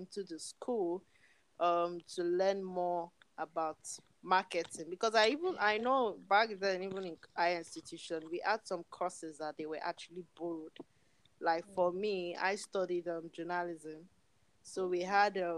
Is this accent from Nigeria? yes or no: yes; Nigeria; my country, Nigeria